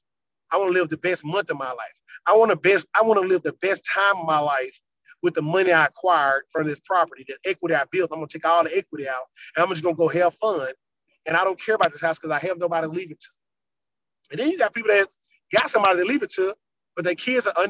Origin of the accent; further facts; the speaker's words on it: Louisiana, United States; now in Virginia, United States; I'm from Louisiana